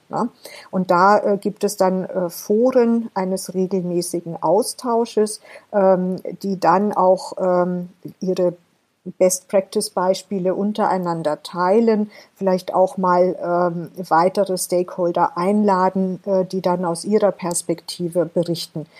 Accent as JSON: {"language": "German", "country": "Germany", "said": "wir als Deutsche ähm, vielleicht auch wir Europäer insgesamt"}